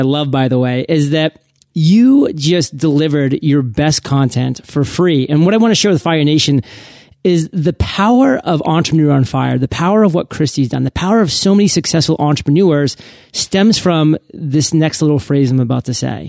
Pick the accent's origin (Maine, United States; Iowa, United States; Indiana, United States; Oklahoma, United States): Maine, United States; I mean, I love Maine. I'm from Maine. I had finally moved back to Maine after being gone for 13 years post high school.